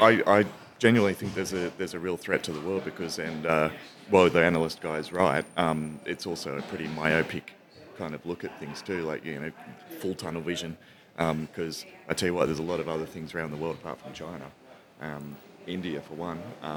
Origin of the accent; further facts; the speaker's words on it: New South Wales, Australia; Well, I am from New South Wales, but I don't know if I can pull that one, Greg.